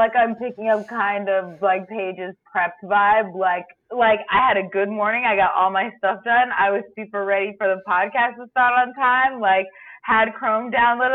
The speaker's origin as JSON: {"language": "English", "region": "Florida", "country": "United States", "also_born_or_lived": "Baltimore, Maryland", "moved": "yes", "lives_now": "Los Angeles, United States", "said": "I'm from Florida"}